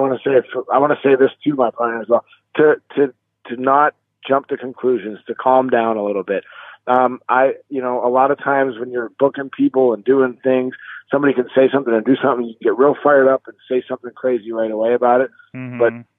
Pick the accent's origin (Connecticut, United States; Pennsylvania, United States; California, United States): Pennsylvania, United States; Erie; I was born and raised in Erie, Pennsylvania. I moved away for a while, but I'm living here again. I love my city. I'm very proud of my city. It's a smaller town, but I love it.